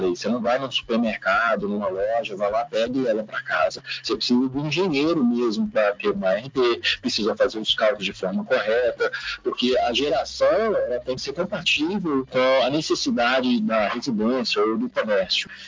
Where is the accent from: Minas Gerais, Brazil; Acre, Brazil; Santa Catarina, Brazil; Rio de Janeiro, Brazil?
Minas Gerais, Brazil; Belo Horizonte; Nasci e cresci em Belo Horizonte, Minas Gerais.